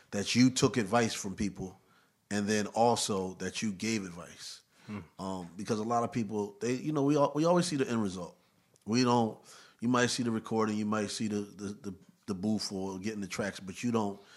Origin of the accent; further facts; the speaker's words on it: New York City, New York, United States; I mean, growing up in Harlem for me was fun.